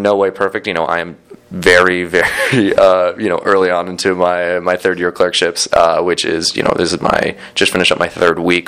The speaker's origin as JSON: {"language": "English", "town": "San Diego", "region": "California", "country": "United States", "tie": "born or raised there", "also_born_or_lived": "Boston, Massachusetts", "moved": "as an adult", "said": "I'm born and raised in San Diego, or just north of San Diego. I lived there for 18 years."}